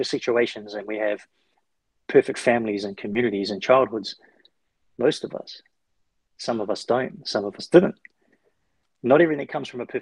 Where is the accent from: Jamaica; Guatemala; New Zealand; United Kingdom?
New Zealand; moved away; I come from New Zealand.